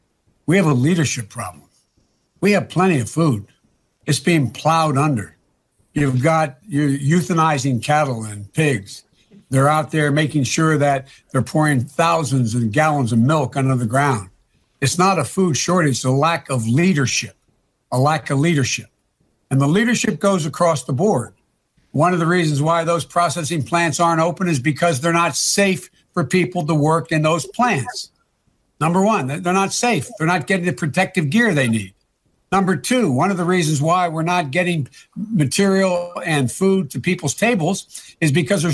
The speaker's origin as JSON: {"language": "English", "region": "Pennsylvania", "country": "United States", "said": "I'm from Pennsylvania."}